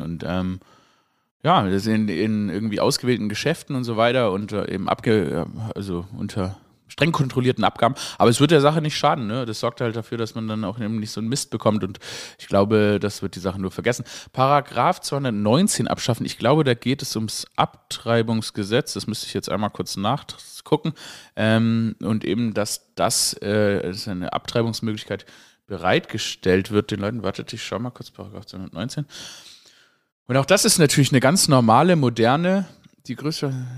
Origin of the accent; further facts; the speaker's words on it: Swabia, Germany; ich Schwäbin, äh, Schwabe bin, dass sie, oder gebürtiger Schwabe bin